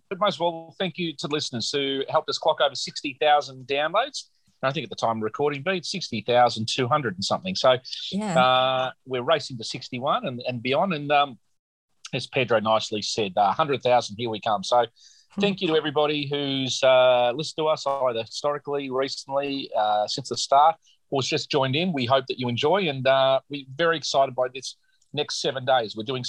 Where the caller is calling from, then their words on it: Manly, New South Wales, Australia; I'm calling you from Manly, Sydney town, the home of ….